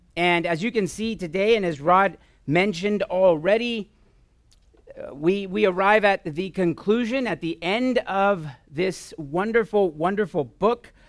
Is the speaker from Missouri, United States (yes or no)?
no; Southern California, United States; moved away; We're originally from Southern California for a few years